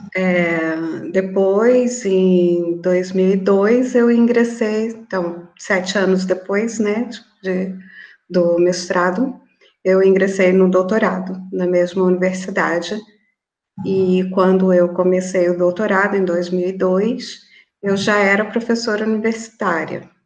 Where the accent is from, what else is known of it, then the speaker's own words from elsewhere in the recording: Florianópolis, Santa Catarina, Brazil; moved away; eu sou natural de Florianópolis